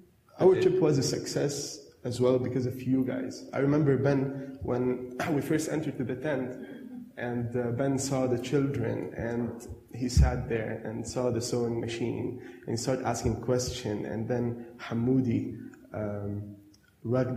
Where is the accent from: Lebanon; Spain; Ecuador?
Lebanon; now in Adelaide, Australia